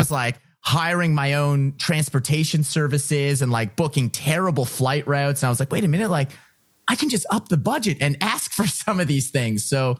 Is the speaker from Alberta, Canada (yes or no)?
no; Ottawa, Ontario, Canada; also born or lived in Toronto; I came from Ottawa. I moved to the big city. I moved to Toronto to try and chase a musical dream. And here I was coming full circle back to my hometown in Ottawa